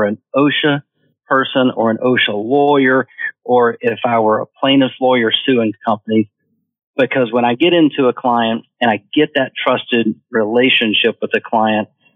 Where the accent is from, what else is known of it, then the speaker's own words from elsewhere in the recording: Atlanta, Georgia, United States; moved away as an adult; now in Florida, United States; growing up in Atlanta